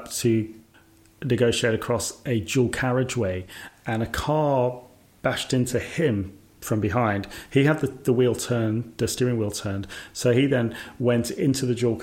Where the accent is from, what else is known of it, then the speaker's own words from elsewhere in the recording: Birmingham, West Midlands, United Kingdom; moved away as an adult; also born or lived in Scotland; I applied for another job in my hometown, Birmingham